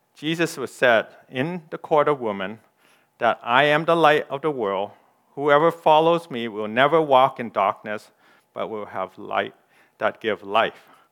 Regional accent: Canada; I'm a Canadian. I'm ethnic Chinese

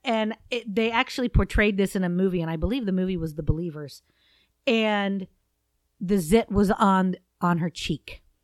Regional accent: Southeast Ohio, United States; I'm from Southeast Ohio, and not all that far from Egypt Valley, which is very near Saint Clairsville

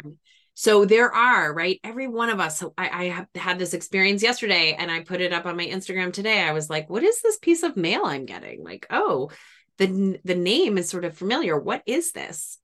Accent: New England, United States; now in Washington, D.C., United States; I'm from New England. We don't have, if it rains in New England, it's gonna rain all day

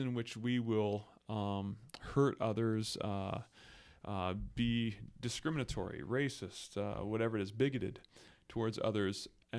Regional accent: Belleville, Ontario, Canada; So I grew up in Belleville, Ontario, and born in a Christian family, raised in the church.

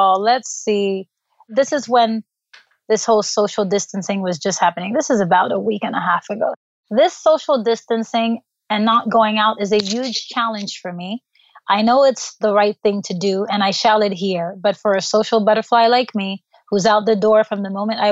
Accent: Haiti; moved away; growing up in Haiti, third world country

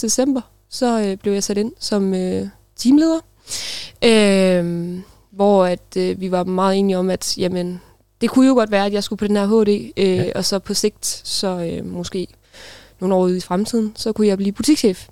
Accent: Denmark; moved away as an adult; jeg kommer fra en lille by, der hedder Klaup, øh, hvor jeg boede de første øh, 19 år af mit liv. Øh, gik, på, gik på skole

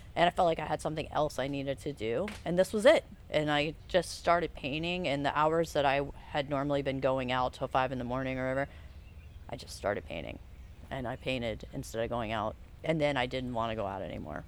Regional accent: Charleston, South Carolina, United States; also born or lived in Asheville; now in Savannah, United States; I grew up in Charleston

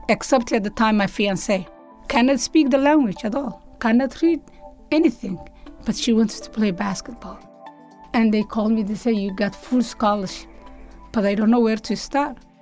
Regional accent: Somalia; moved away as an adult; now in United States; when I grew up in Somalia

